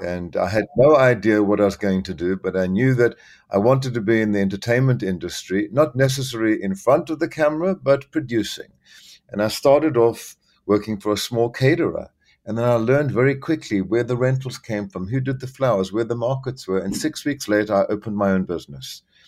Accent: South Africa; moved away as an adult; also born or lived in Zambia / Los Angeles, United States / Miami, United States; now in New York, United States; I was born in Central Africa, Zambia, uh, where I spent my early childhood, and then lived in South Africa

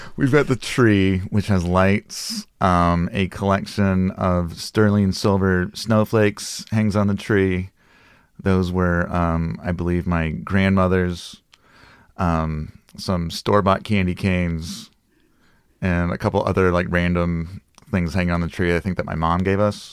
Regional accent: Des Moines, Iowa, United States; moved away; I grew up in, uh, Des Moines, Iowa. So it's very kind of Midwestern upbringing.

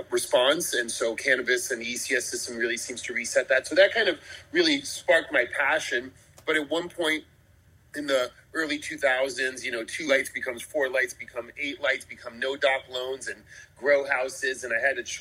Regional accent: New York, United States; I'm originally from New York

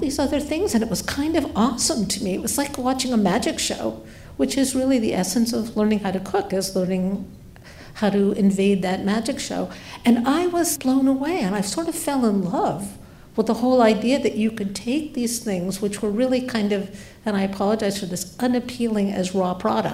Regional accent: Boston, Massachusetts, United States; I grew up in Boston

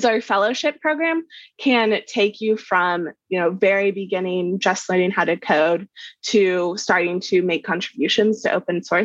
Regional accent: Kansas, United States; born or raised there

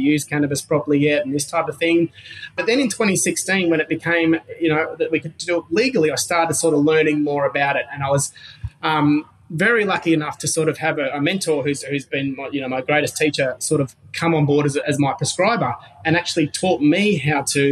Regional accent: Gold Coast, Queensland, Australia; I grew up on the Gold Coast, which is, you know, a big surfing culture, on the beach, beautiful place

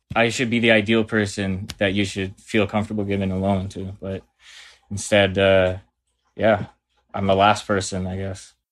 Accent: Burlington, Ontario, Canada; now in Hamilton, Canada; I'm from Burlington, living in Hamilton, Ontario

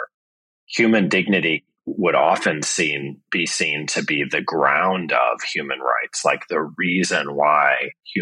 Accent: St. Louis, Missouri, United States; moved away; I'm from St. Louis, Missouri

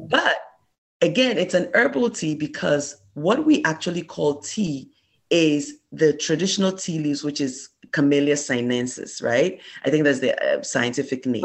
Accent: Ghana; moved away as an adult

